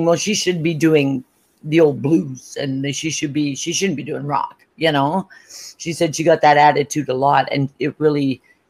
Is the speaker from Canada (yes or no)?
yes; Canada; I'm Canadian